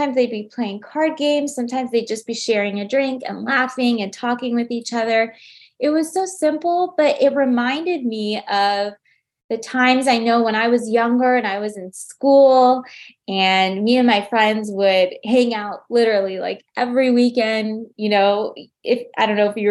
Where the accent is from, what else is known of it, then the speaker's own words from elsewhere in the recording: United States; as an American